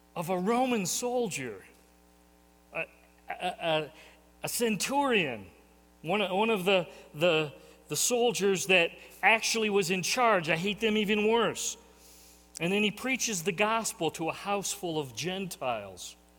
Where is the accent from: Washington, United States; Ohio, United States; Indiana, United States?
Indiana, United States; Portage; now in northern Michigan, United States; I grew up in Portage, Indiana